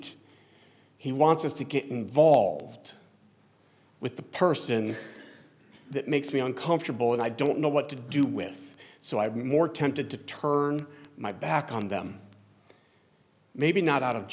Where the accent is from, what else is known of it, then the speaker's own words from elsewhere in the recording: New Jersey, United States; we're from Jersey